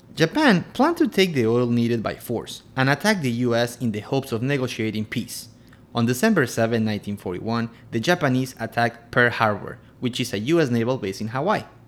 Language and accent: English; Quito, Pichincha, Ecuador; I'm from Quito, Ecuador